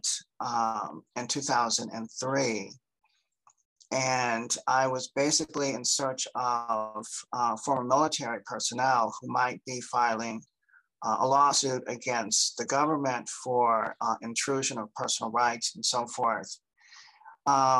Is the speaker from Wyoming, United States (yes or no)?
no; Cincinnati, Ohio, United States; also born or lived in Delaware, Ohio; I'm originally from Cincinnati, Ohio